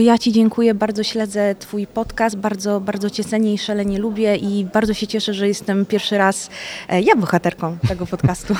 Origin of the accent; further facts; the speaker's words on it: Jelenia Góra, Lower Silesian Voivodeship, Poland; moved away as an adult; also born or lived in Italy; now in Łódź, Poland; Nie jestem z Łodzi de facto, jestem z Włoch i Jeleniej Góry